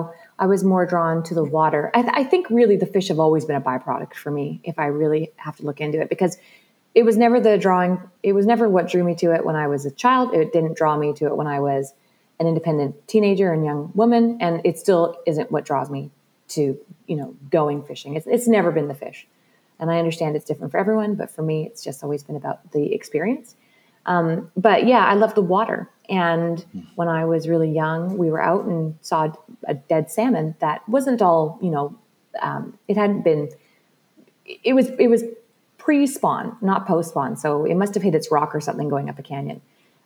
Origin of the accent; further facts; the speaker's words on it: British Columbia, Canada; growing up in British Columbia